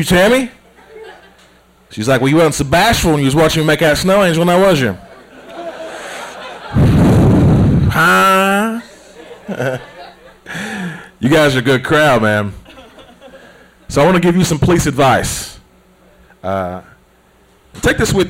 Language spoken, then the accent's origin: English; United States; Growing up in Smoky Mountains